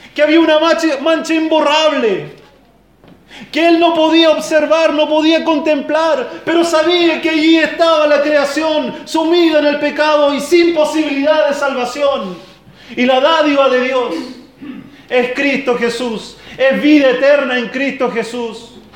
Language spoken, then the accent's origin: Spanish; Lota, Biobío, Chile; moved away; De donde yo vengo, de allá del sur, de la zona minera, de Coronel Lota